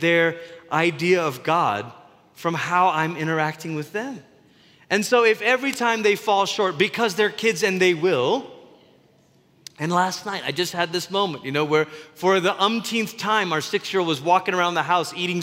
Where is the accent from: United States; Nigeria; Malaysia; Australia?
Malaysia; Growing up in Malaysia